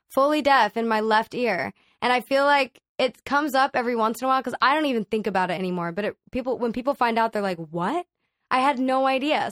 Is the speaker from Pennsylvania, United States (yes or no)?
no; Dallas, Texas, United States; now in Los Angeles, United States; I grew up in Dallas, Texas